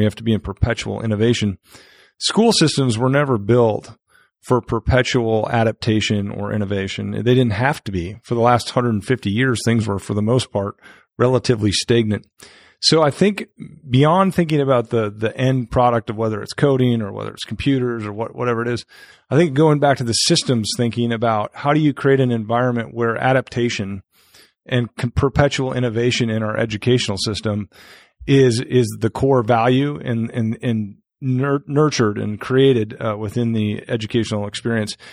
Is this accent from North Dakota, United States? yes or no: yes; North Dakota, United States; moved away as an adult; also born or lived in Fishers, Indiana; now in Indianapolis, United States; I'm not from Indiana. I'm from North Dakota.